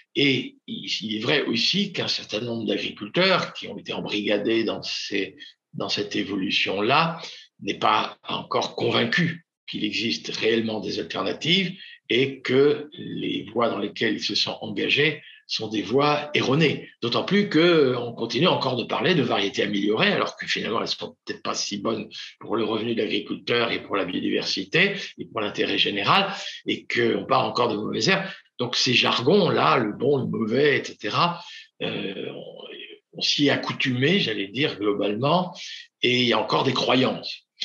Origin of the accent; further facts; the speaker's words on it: Normandy, France; je suis normand